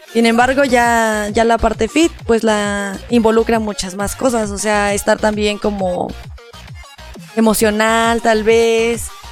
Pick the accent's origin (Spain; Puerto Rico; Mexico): Mexico; somos mexicanos